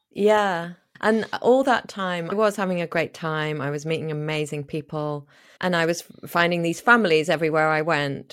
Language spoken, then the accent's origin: English; Liverpool, North West England, United Kingdom; moved away as an adult; also born or lived in Spain / Australia / New Zealand / United States; I was born in Liverpool in the north of England